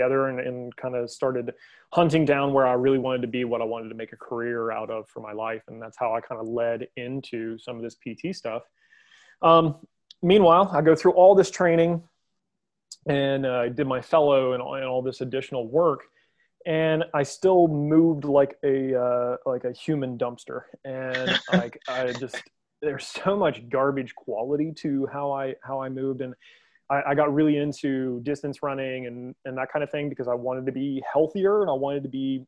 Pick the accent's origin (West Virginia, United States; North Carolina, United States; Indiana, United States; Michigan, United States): West Virginia, United States; I'm from West Virginia, as you are, and I'm very proud of our state